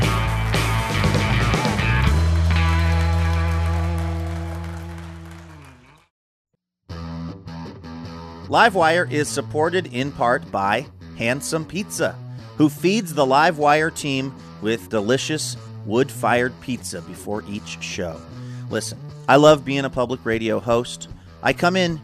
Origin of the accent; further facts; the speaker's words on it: Seattle, Washington, United States; I grew up in Seattle. I grew up on 77th Avenue right by Aurora